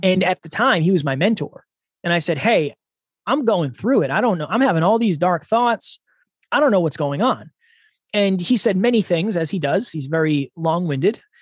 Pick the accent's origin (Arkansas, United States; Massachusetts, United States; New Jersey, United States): Massachusetts, United States; Uxbridge; moved away as an adult; now in New Hampshire, United States; I am originally from Massachusetts. I was born and raised in a small town called Uxbridge.